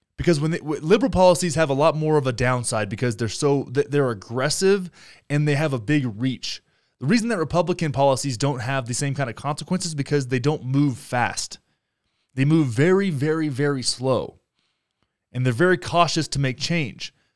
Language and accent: English; Texas, United States; now in Denver, United States; my home state of Texas